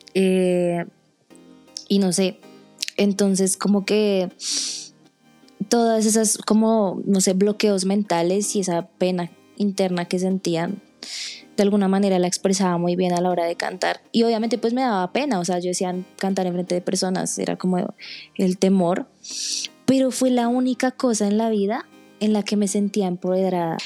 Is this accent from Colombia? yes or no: yes; Colombia; soy de Colombia